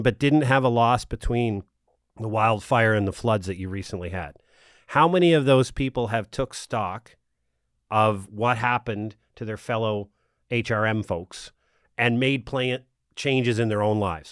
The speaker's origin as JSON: {"language": "English", "region": "Nova Scotia", "country": "Canada", "tie": "born or raised there", "moved": "yes", "lives_now": "Ottawa, Canada", "said": "I grew up here in Nova Scotia"}